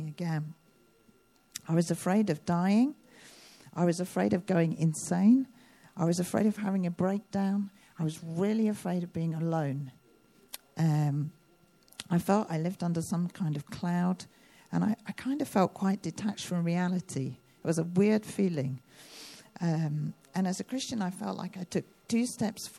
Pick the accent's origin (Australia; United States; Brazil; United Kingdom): United Kingdom; I'm a Brit